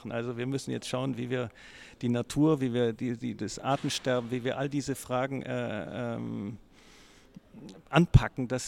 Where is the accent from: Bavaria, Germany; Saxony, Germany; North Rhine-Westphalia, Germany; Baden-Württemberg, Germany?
Baden-Württemberg, Germany; mich für meine Heimat, für, für Baden zu engagieren und einzusetzen.